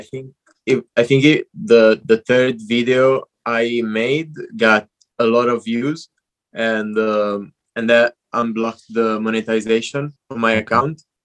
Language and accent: English; Italy; moved away as an adult; also born or lived in London; now in Barcelona, Spain; I'm Italian. I grew up in Italy.